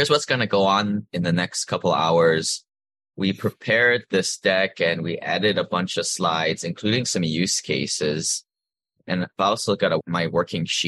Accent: Hawaii, United States; moved away; also born or lived in Seattle; I grew up in Hawaii

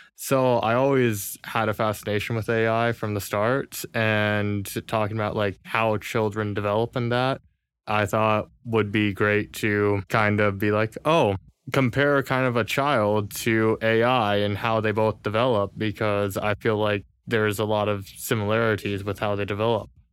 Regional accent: California, United States; moved away; Born and raised in California.

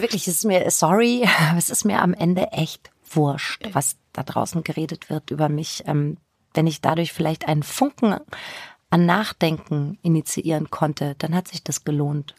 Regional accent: Bavaria, Germany; moved away as an adult; also born or lived in Würzburg; now in Hamburg, Germany; ich bin im Spessart aufgewachsen, habe in Würzburg studiert

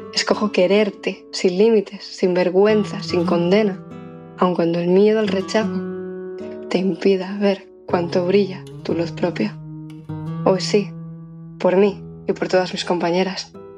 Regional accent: Ponte Caldelas, Galicia, Spain; moved away as an adult; now in Santiago de Compostela, Spain; Crecí en Ponte Caldelas, Pontevedra

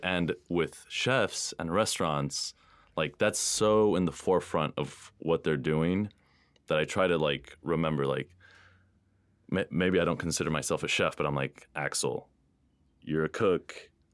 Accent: Houston, Texas, United States; born or raised there

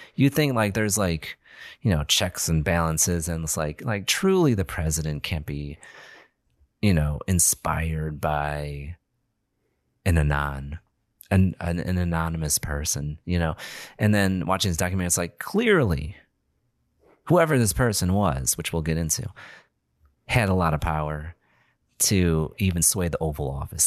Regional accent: Illinois, United States; we're all from Illinois

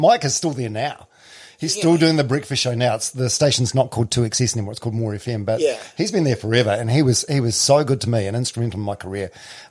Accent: Palmerston North, Manawatū-Whanganui, New Zealand; I'm from like a huge city compared to where you guys are from. I'm from Palmerston North

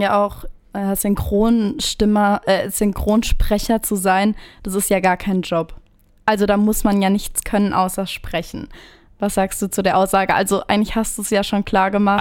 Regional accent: Appenweier, Baden-Württemberg, Germany; Ich komme ja auch aus der Gegend Appenweier

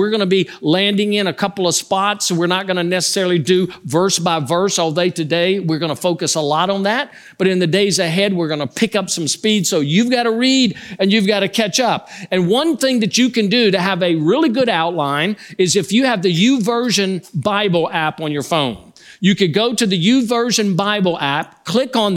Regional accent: Louisiana, United States; I grew up in a home where we grew up as Catholics. I'm from Louisiana, so we were Cajun Catholics

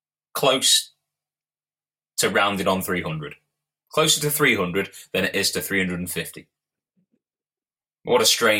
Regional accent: United Kingdom; As a British person

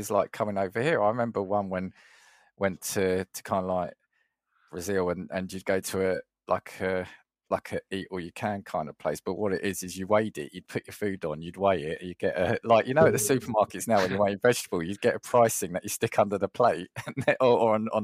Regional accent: England, United Kingdom; even if I'm speaking Italian with my accent, they know I'm English

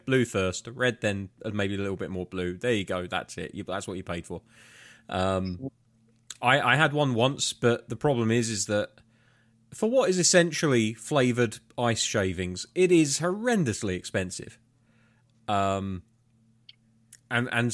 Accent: United Kingdom; being British

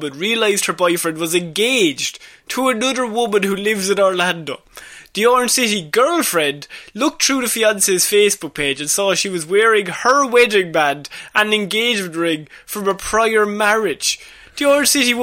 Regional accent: Ireland; We're Irish

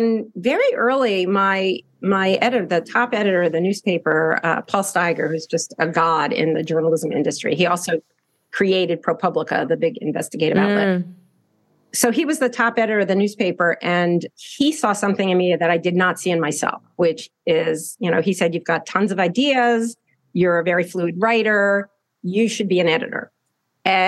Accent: New Jersey suburbs, United States; I grew up in the New Jersey suburbs

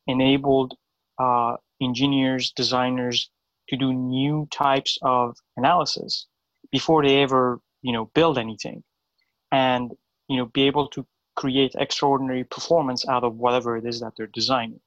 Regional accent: Iran; moved away as an adult; now in United States; I was born in Iran. I moved to the U.S. about 13 years ago

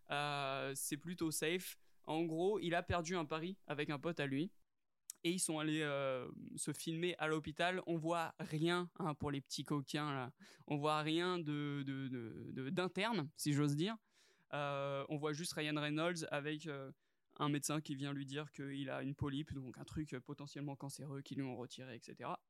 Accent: France; Après on est français

